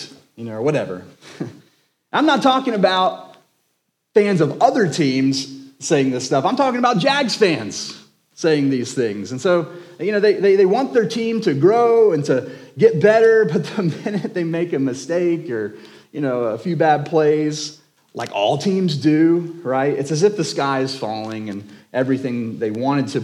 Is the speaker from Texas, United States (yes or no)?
no; Jacksonville, Florida, United States; now in Crestview, United States; I was born and raised in Jacksonville.